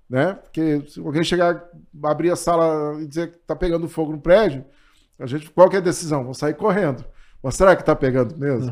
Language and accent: Portuguese; Santo Augusto, Rio Grande do Sul, Brazil; also born or lived in Itaqui; eu me criei em Santo Augusto. E me identifico e digo que sou de Santo Augusto